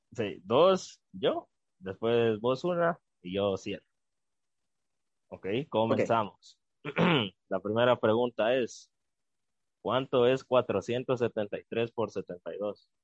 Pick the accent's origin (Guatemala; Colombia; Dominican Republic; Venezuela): Guatemala